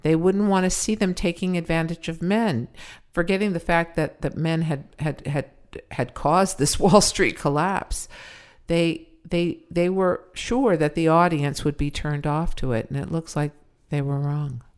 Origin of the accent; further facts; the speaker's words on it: Los Angeles, California, United States; also born or lived in Pacoima / Sepulveda (North Hills); I used to be ashamed that I was from the valley.